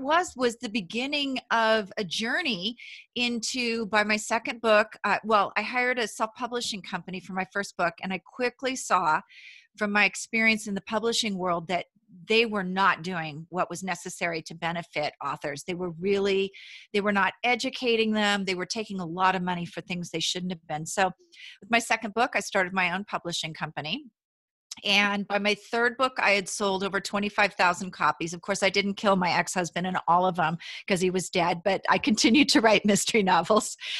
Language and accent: English; Paso Robles, California, United States; moved away as an adult; also born or lived in San Luis Obispo, California / Los Angeles, California; I actually grew up in Central California, Paso Robles, California